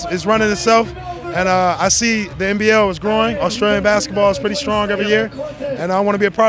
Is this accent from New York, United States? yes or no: no; Detroit, Michigan, United States; moved away as an adult; also born or lived in Israel / France; I'm from Detroit, Michigan.